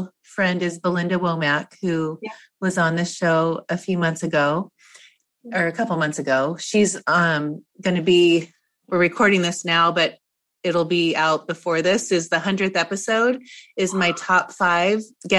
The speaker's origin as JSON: {"language": "English", "region": "Washington", "country": "United States", "tie": "born or raised there", "also_born_or_lived": "Montana", "moved": "yes", "said": "I lived in, I grew up in Washington State."}